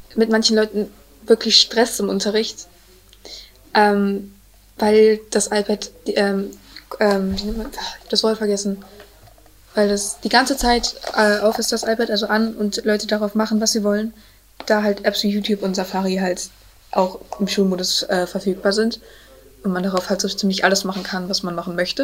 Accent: Münster, North Rhine-Westphalia, Germany; wir sind aus Münster

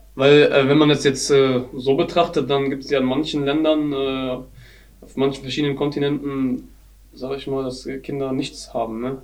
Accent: Germany; bei uns in Deutschland

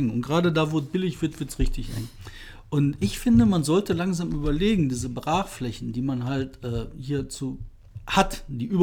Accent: Bottrop, North Rhine-Westphalia, Germany; in meiner Heimatstadt. Bottrop.

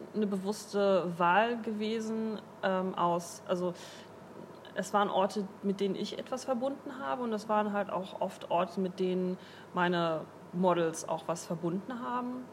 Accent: Duisburg, North Rhine-Westphalia, Germany; moved away as an adult; also born or lived in Moers; now in Bremen, Germany; ich komme eigentlich aus Mörser, also ich bin halt ähm, sehr viel in Duisburg gewesen und bin halt quasi auch in Duisburg aufgewachsen

